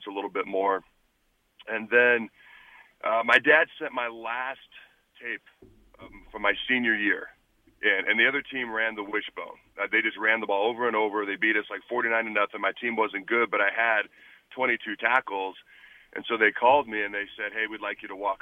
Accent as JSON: {"language": "English", "region": "Washington", "country": "United States", "tie": "born or raised there", "also_born_or_lived": "Hastings, Nebraska / Lincoln, Nebraska", "said": "I grew up in the state of Washington"}